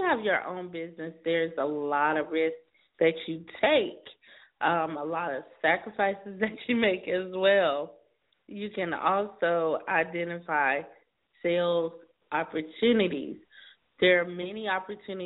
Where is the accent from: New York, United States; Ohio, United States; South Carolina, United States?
South Carolina, United States; now in California, United States; I'm in California now, but I'm from South Carolina